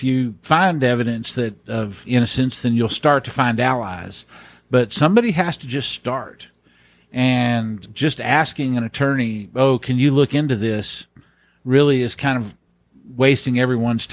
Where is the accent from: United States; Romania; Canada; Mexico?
United States; Tyler, Texas; Smith County is my home county. I grew up in Tyler.